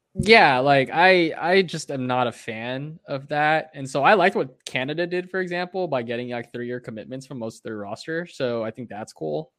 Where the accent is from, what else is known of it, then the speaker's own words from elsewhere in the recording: United States; as an American and as someone that roots for Team U S A in the Olympics